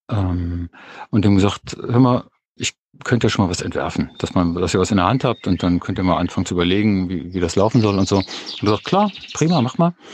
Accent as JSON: {"language": "German", "region": "Berlin", "country": "Germany", "said": "Ich bin eigentlich aus Berlin. Und wir sind hier vor so ungefähr neun Jahren aufs Land rausgezogen, eine kleine Gemeinde."}